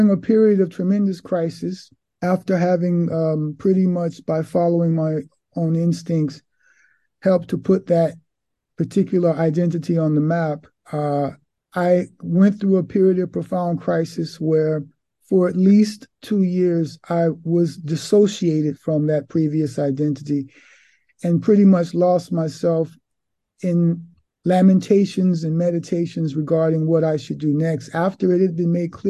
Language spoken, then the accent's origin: English; New York City, New York, United States; now in Milan, Italy; I was born in Harlem, Manhattan, New York City, New York State, on the East Coast of America